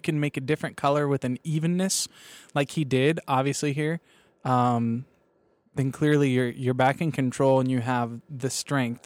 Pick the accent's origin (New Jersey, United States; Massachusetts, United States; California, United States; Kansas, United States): Kansas, United States; I'm from Kansas